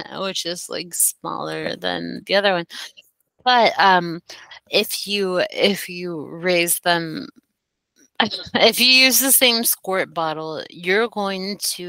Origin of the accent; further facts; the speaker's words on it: Denver, Colorado, United States; moved away; also born or lived in East Coast; I was born and raised in Denver, Colorado